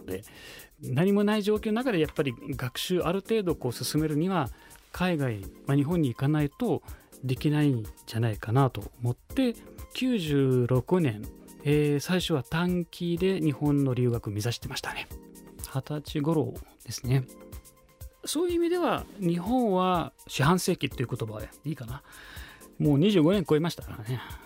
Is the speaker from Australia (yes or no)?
no; Cairo, Cairo Governorate, Egypt; Japanese is a second language; moved away as an adult; now in Japan; 生まれはエジプトです